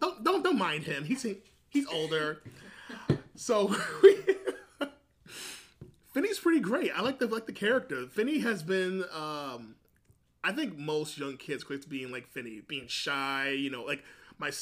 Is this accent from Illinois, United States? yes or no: no; New York City, New York, United States; I'm from New York City